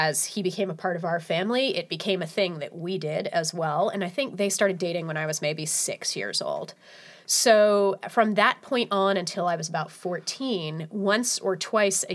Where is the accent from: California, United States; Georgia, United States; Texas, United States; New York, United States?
California, United States; Crockett; my hometown, Crockett, California